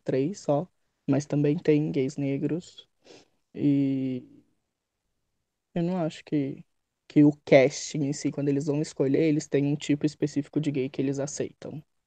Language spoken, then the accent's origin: Portuguese; São Paulo, Brazil; eu sou de São Paulo, tenho 25 anos